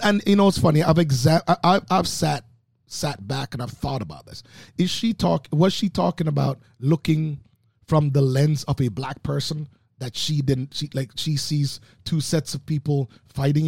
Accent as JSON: {"language": "English", "town": "Oakville", "region": "Ontario", "country": "Canada", "tie": "born or raised there", "also_born_or_lived": "Jamaica", "said": "coming from Jamaica, growing up in Oakville"}